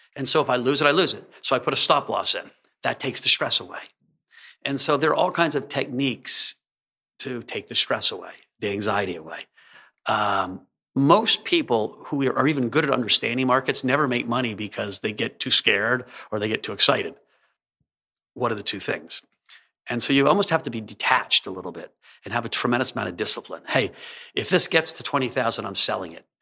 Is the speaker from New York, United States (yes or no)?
no; Alexandria, Virginia, United States; I grew up in Alexandria, outside of, uh, D C